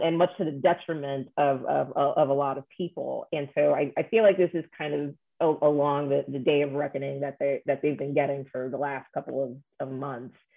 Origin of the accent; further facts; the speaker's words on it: New York, United States; also born or lived in Chicago; I'm from New York and I live in New York now